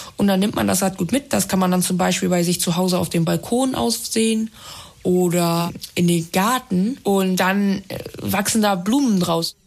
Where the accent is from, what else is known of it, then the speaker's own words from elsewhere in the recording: Bremen, Germany; ich komme aus Bremen